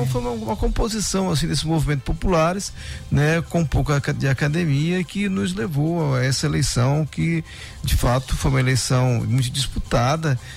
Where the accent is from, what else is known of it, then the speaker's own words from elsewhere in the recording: Viana, Brazil; Eu sou de Viana.